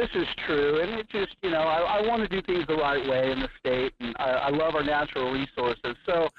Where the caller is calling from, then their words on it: Alaska, United States; I'm down here on the Kenai Peninsula.